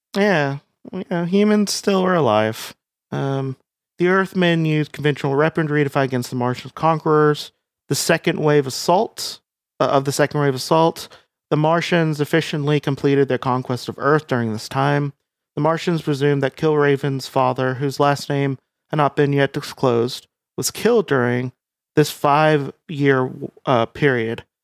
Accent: United States; I'm American

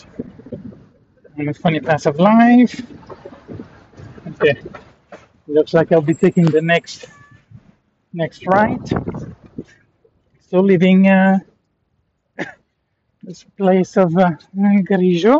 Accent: France; I'm from France

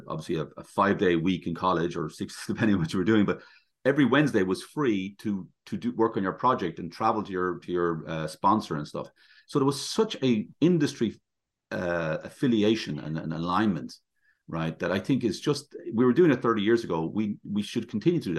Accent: Ireland; moved away as an adult

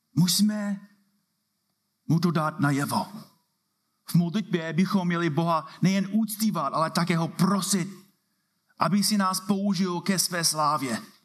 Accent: United States; Czech is a second language; now in Czech Republic; Jsem tady jako Američan

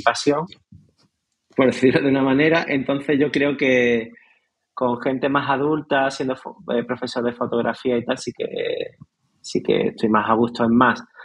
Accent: Nerja, Andalusia, Spain; en mi pueblo, en Nerja

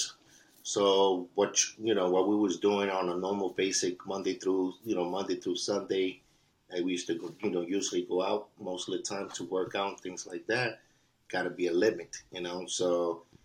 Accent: New York City, New York, United States; I'm original from, born and raised, and original from East Harlem, Spanish Harlem, New York City, Manhattan

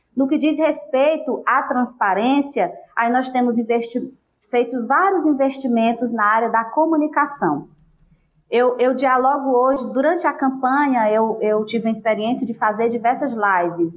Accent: Apuiarés, Ceará, Brazil; eu sou de Apuiarés, nasci e, e, durante toda a minha vida estive aqui

